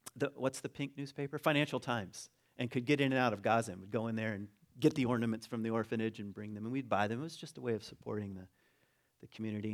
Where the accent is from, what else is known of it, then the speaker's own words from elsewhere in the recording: United States; also born or lived in Ada, Michigan; I'm an American